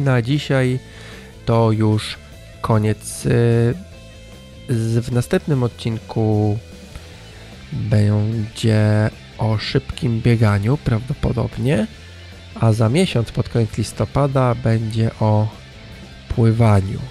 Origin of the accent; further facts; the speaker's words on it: northern Poland, Poland; jestem z północy człowiek